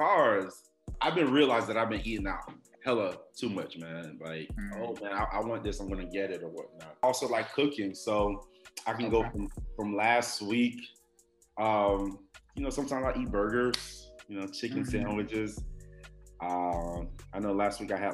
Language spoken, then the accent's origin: English; Miami, Florida, United States; moved away as an adult; now in Houston, United States; I'm from Miami. I moved to Texas in 2012